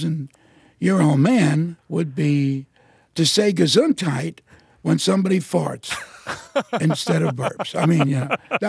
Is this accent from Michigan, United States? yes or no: no; New York City, New York, United States; I'm from Brooklyn.